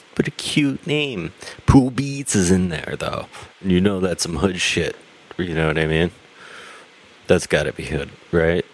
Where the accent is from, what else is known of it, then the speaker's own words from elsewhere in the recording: New Jersey, United States; also born or lived in Boston; I'm from New Jersey, and we make, we make pizza